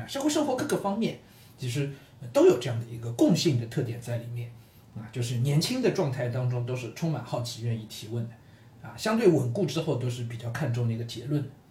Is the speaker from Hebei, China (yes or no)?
no; Shanghai, China; 身为上海人